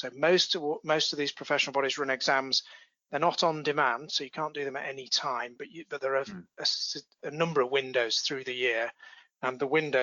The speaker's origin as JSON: {"language": "English", "town": "Bradford", "region": "Yorkshire and the Humber", "country": "United Kingdom", "tie": "born or raised there", "said": "my hometown of Bradford, which is in the north of England"}